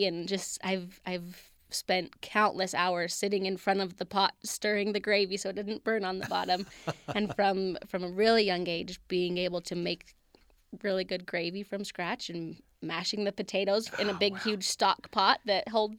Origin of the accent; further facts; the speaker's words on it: Utah, United States; I come from a big family. I mean, we're born and raised in Utah.